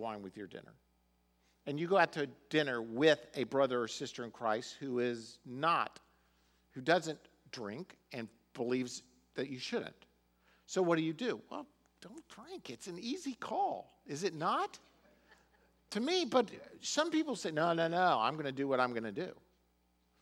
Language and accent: English; United States; we're Americans